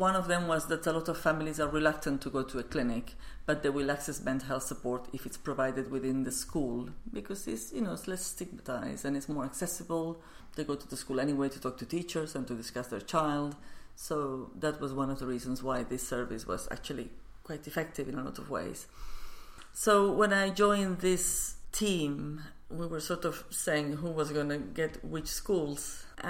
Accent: Barcelona, Catalonia, Spain; English is a second language; Yes, where I was born.

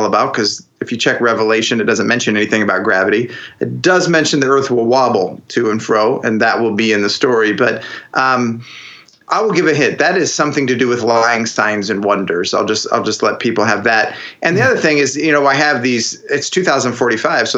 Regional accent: Ohio, United States; moved away as an adult; also born or lived in Pittsburgh, Pennsylvania / Cleveland, Ohio / Northern Idaho; now in Idaho, United States; I grew up in Ohio, and so I went back there for my job in Cleveland

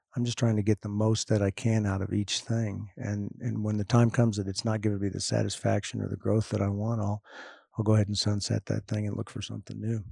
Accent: Austin, Texas, United States; my hometown of Austin

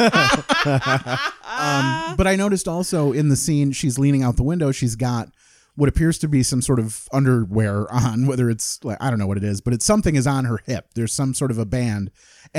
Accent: Delton, Michigan, United States; also born or lived in Hastings, Michigan; being from a small town in Michigan

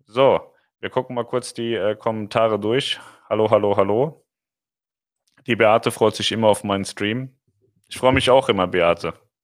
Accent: Germany; uns in Deutschland

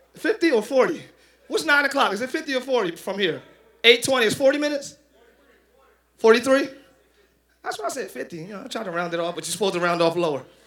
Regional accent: Philadelphia, Pennsylvania, United States; I'm from Philly

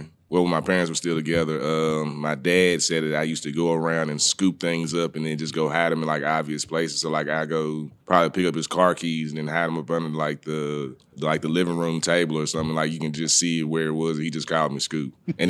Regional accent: Jackson, Mississippi, United States; I grew up in Jackson, Mississippi.

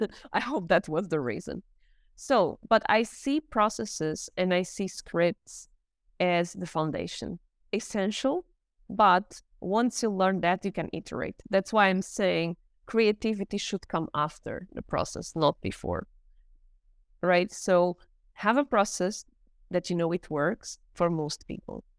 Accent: Portugal; also born or lived in South Korea / United States; now in Germany; I'm from Portugal. I live in Germany

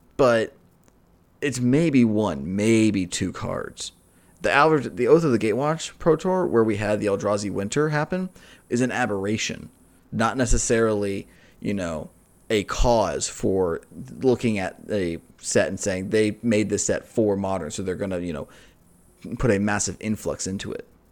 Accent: United States; as an American

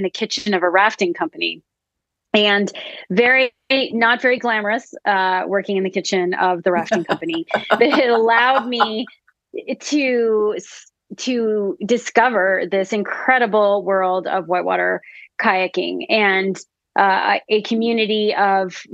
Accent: Canada; I'm originally from Canada. I grew up in between Ottawa and Montreal

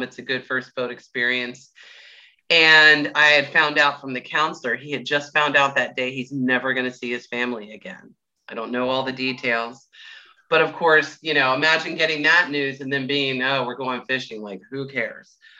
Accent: Clearwater, Florida, United States; I'm you know born and raised in Clearwater

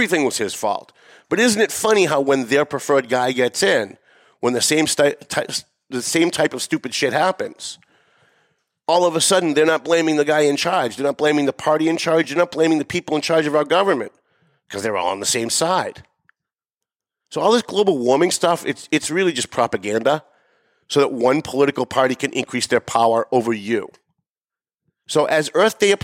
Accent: North Andover, Massachusetts, United States; North Andover, my hometown

